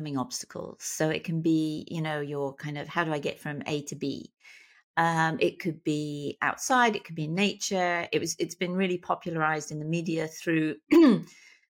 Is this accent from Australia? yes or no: no; Plymouth, South West England, United Kingdom; moved away as an adult; also born or lived in London; now in Southern California, United States; I'm from Plymouth.